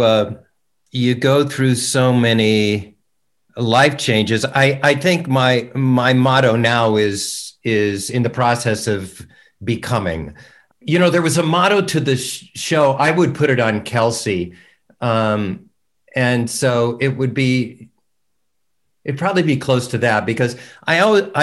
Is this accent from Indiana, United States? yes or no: yes; Fort Wayne, Indiana, United States; moved away; I'm from her hometown.